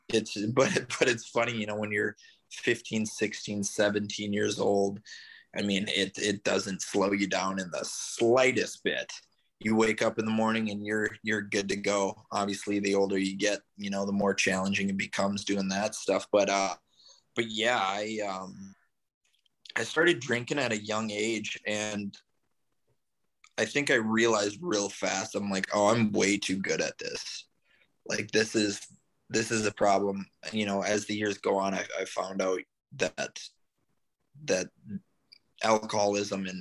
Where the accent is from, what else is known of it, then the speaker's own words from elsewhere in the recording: Minneapolis, Minnesota, United States; moved away as an adult; also born or lived in California; now in St. Petersburg, United States; I'm originally from Minneapolis, Minnesota, just relocated down to St. Petersburg, Florida, a little over 6 months ago